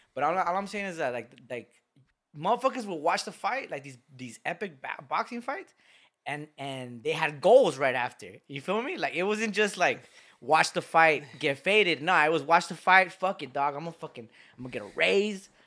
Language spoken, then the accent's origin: English; Lynwood, California, United States; we're from Linwood, and it's a, it's a pride to be from Linwood. I've, I've walked these streets, I've grew up in these streets